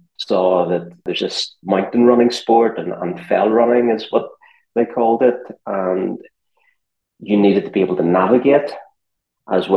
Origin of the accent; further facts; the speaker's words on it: just outside Belfast, Northern Ireland, United Kingdom; moved away as an adult; also born or lived in New York / Chamonix; now in London, United Kingdom; I'm from just outside Belfast in Northern Ireland